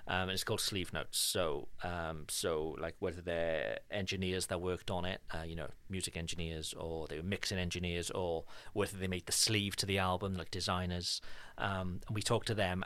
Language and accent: English; Cardiff, Wales, United Kingdom; now in France; There is one specific street in Cardiff, my hometown